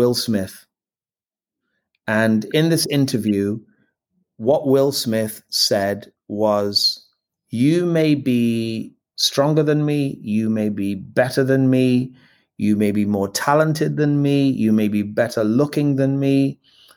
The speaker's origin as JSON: {"language": "English", "town": "Liverpool", "region": "North West England", "country": "United Kingdom", "tie": "born or raised there", "also_born_or_lived": "West Indies", "accent": "Scouse", "said": "being a black boy growing up in Liverpool"}